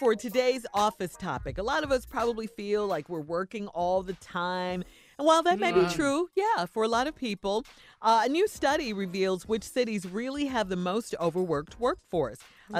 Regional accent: Chicago, Illinois, United States; Chicago, my hometown.

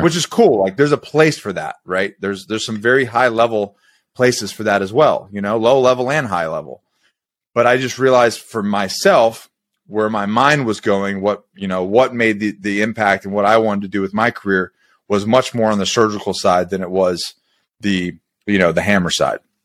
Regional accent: Florida, United States; I grew up in Florida

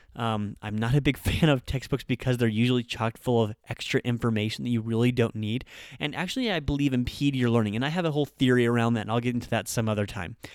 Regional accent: Nebraska, United States; moved away as an adult; also born or lived in Japan; I'm just a white guy that grew up in Nebraska

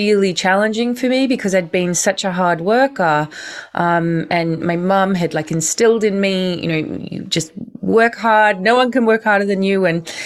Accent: Australia; moved away; also born or lived in London, United Kingdom; I grew up in Australia, moving over to the UK, to London

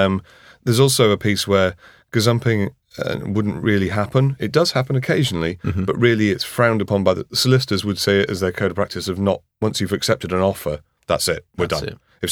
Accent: Harrogate, Yorkshire and the Humber, United Kingdom; I come from Harrogate, which is a little pocket of Surrey in up north.

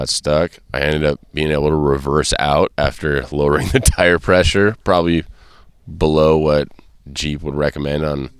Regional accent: Southern California, United States; Growing up in Southern California

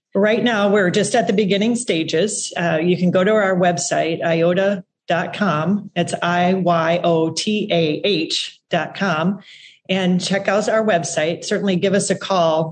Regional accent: South Dakota, United States; I come from South Dakota, so kind of the middle of agriculture, right? And uh, grew up there

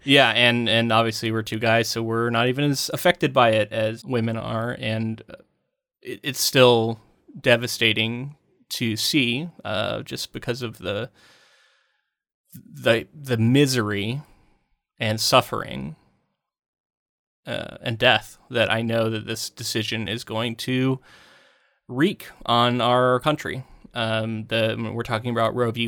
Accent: United States; as an American

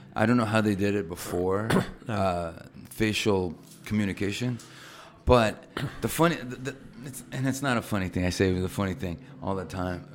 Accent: Toronto, Ontario, Canada; moved away; I'm from Canada, right? Know, fine. So I grew up in Toronto.

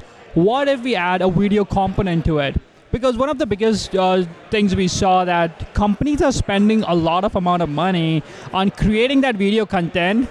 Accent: India; now in Canada; I'm Canadian now, but I was born in India.

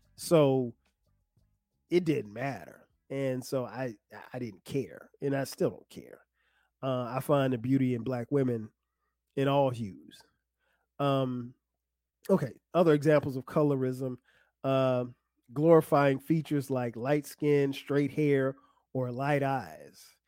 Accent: South Carolina, United States; growing up in South Carolina

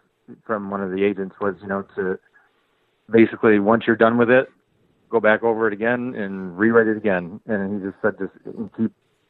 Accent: Detroit, Michigan, United States; I'm from Detroit originally

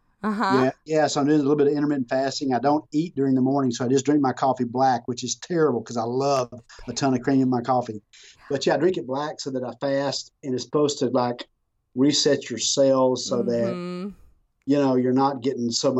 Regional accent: Texas, United States; I'm from Texas

